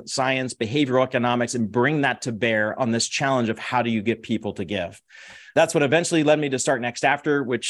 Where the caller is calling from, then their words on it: Dallas, Texas, United States; Dallas, Texas. Yeehaw.